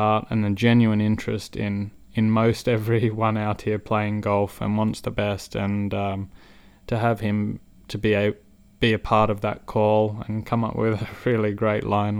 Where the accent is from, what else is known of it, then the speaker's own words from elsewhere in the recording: Australia; I'm a proud Aussie